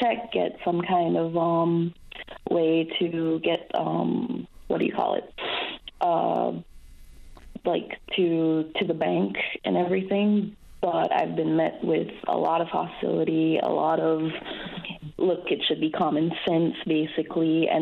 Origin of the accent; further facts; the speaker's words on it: Belize; moved away as an adult; now in Newfoundland and Labrador, Canada; That's where I'm from, Belize